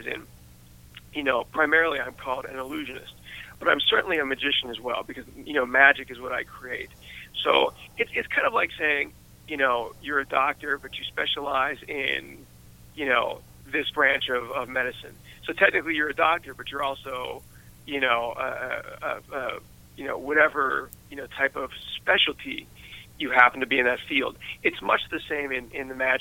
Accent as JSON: {"language": "English", "town": "West Mifflin", "region": "Pennsylvania", "country": "United States", "tie": "born or raised there", "said": "I am completely a product of growing up in West Mifflin and coming from Pittsburgh"}